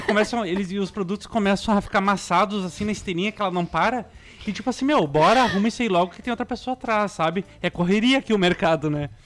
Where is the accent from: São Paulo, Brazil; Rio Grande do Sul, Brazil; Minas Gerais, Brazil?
Rio Grande do Sul, Brazil; Canoas; moved away; eu vim de Canoas, né? Uma cidade que nem é capital uh, do Rio Grande do Sul.